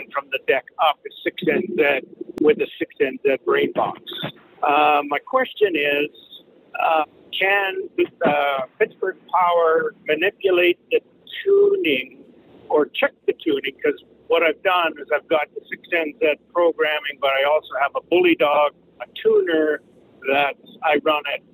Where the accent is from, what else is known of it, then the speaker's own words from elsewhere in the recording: Canada; I'm from Canada.